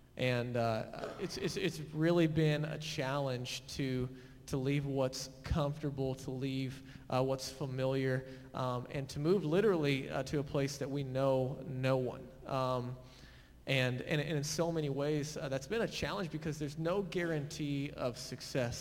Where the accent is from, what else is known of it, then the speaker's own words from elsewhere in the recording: Fort Worth, Texas, United States; moved away as an adult; now in Boulder, United States; we grew up mostly in the Keller area, Fort Worth, Saginaw